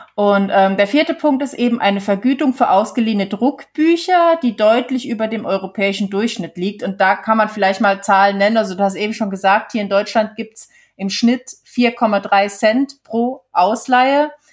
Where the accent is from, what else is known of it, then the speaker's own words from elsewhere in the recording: Switzerland; now in Germany; damals bei uns in der Schweiz